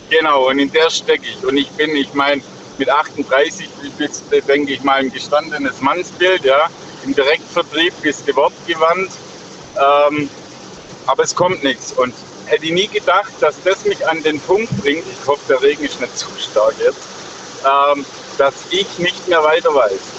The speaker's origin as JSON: {"language": "German", "town": "Stuttgart", "region": "Baden-Württemberg", "country": "Germany", "lives_now": "Augsburg, Germany", "said": "Ich komme ursprünglich aus Stuttgart, wohne aber in, bei Augsburg."}